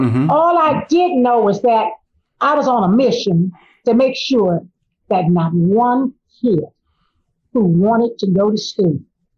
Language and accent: English; Miami, Florida, United States; I remember in 1968 when I graduated here in Miami, because I was raised in Miami, all my friends that went off to college, they went to FAMU and Cookman.